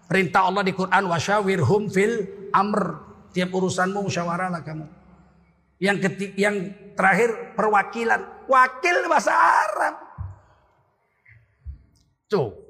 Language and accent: Indonesian; Medan, North Sumatra, Indonesia; Kalau kita orang Medan kan, bah, bau kali ketiak kau bah.